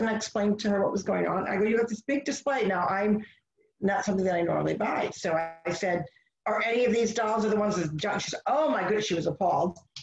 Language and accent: English; United States; as American